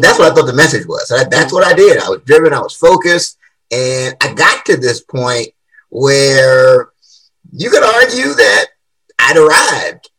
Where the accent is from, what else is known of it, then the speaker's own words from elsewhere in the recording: Washington, District of Columbia, United States; So I grew up in Washington D.C. Yeah, born and raised